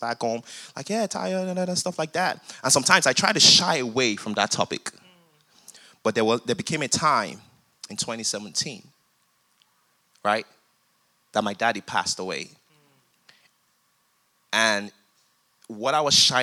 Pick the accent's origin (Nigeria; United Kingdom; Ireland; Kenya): Nigeria; now in United States; I grew up in Nigeria, came down to the United States